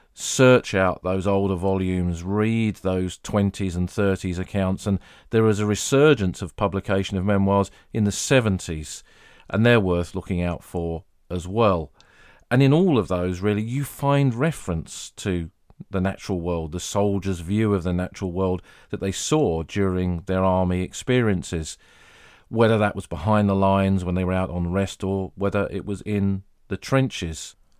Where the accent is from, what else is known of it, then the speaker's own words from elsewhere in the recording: Sussex, South East England, United Kingdom; moved away as an adult; also born or lived in Somme, France; my time growing up in Sussex